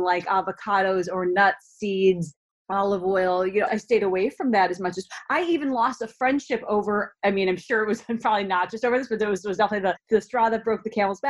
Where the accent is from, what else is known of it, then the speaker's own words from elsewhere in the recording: Minnesota, United States; a young girl growing up in Minnesota